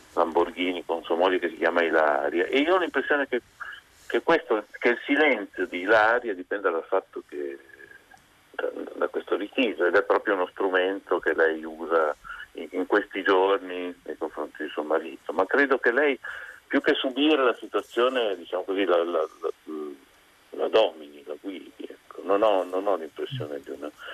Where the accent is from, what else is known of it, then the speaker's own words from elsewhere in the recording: Parma, Emilia-Romagna, Italy; moved away as an adult; now in Bologna, Italy; sono nato a Parma e abito a Bologna ormai da vent'anni